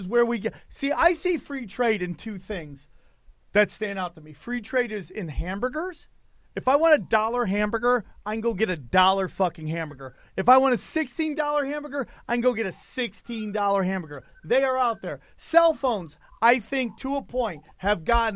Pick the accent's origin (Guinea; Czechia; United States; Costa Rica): United States; as an American